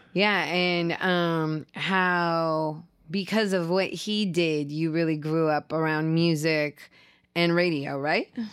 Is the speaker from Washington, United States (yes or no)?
yes; Seattle, Washington, United States; as a kid growing up in Seattle